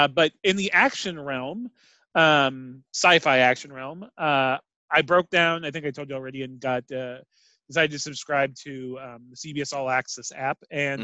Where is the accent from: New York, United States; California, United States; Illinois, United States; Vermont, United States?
California, United States; Los Angeles; Growing up in Los Angeles, I saw a lot of white-ass dudes